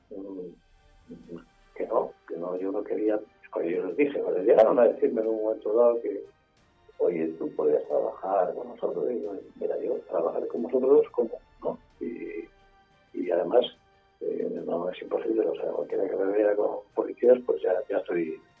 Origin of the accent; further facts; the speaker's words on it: Basque Country, Spain; Eh, eh, soy vasco, con todos los apellidos vascos